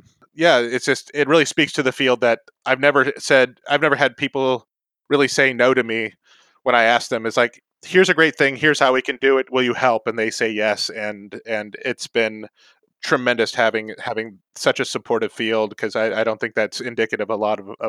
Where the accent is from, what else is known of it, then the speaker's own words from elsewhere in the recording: North Carolina, United States; I guess growing up in North Carolina, I grew up in several places, but North Carolina was the longest.